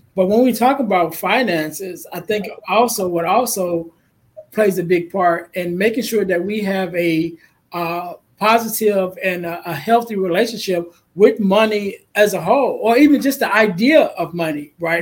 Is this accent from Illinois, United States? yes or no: yes; Chicago, Illinois, United States; I'm from Chicago